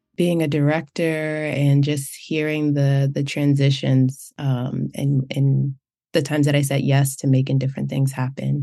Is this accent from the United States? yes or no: yes; United States; I grew up in the United States, that's the cultural framework that I'm coming from